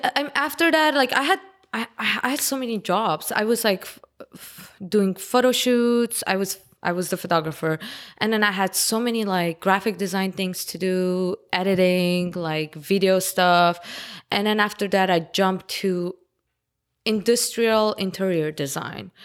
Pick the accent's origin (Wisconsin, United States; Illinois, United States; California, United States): California, United States; Los Angeles; English is a second language; also born or lived in Armenia; I'm basically local L A, 'cause I've been living here since I was ten